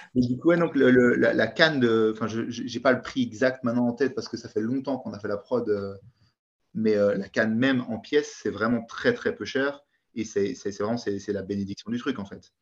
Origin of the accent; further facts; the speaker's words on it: Belgium; je suis belge.